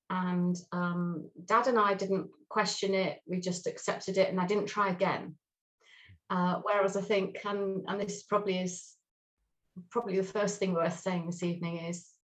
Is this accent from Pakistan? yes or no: no; England, United Kingdom; also born or lived in Swindon / Truro / Lewes; So I was brought up pretty much in the south of England um, for the very early part of my life. I was born in Swindon, and then very quickly we moved to Truro, in the beautiful Cornwall.